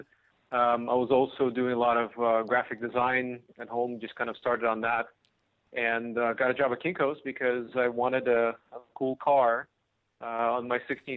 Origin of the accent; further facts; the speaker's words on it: Cupertino, California, United States; also born or lived in Odessa, Ukraine; I grew up from the age of 8 in Silicon Valley, Bay Area. Went to the same high school, Homestead High School in Cupertino